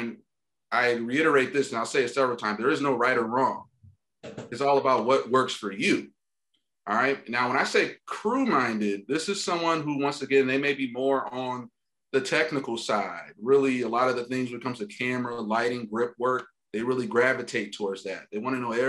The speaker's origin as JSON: {"language": "English", "town": "Detroit", "region": "Michigan", "country": "United States", "tie": "born or raised there", "moved": "as an adult", "lives_now": "Los Angeles, United States", "said": "I grew up like, middle working class, blue collar in the suburbs of Detroit, Michigan"}